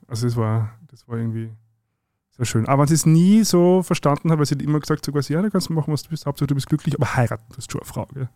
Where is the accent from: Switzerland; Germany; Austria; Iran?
Austria; Zwettl, Lower Austria; now in Vienna, Austria; nach Zwettlein rodeln, wo ich herkomme